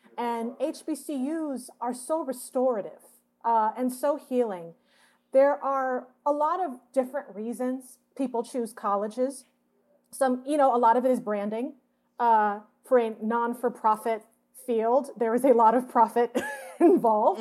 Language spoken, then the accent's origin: English; Atlanta, Georgia, United States; moved away as an adult; also born or lived in Boston, Massachusetts; now in Los Angeles, United States; we moved to Atlanta, where my dad's originally from, and that's where I was raised